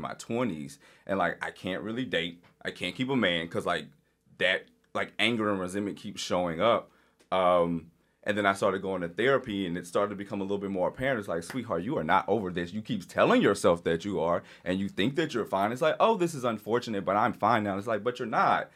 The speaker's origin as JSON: {"language": "English", "region": "Louisiana", "country": "United States", "tie": "born or raised there", "said": "I grew up in Louisiana."}